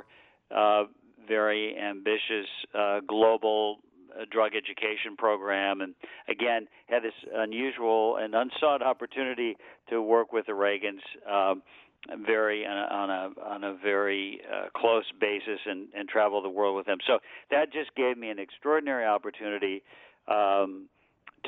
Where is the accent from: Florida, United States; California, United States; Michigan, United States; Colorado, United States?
Michigan, United States; I was born and raised in the Midwest, in Michigan